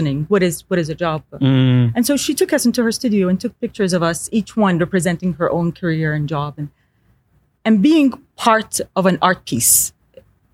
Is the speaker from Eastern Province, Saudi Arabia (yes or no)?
yes; Eastern Province, Saudi Arabia; moved away as an adult; also born or lived in San Francisco, United States / Los Angeles, United States / Paris, France; I grew up in the East Coast, Eastern Province.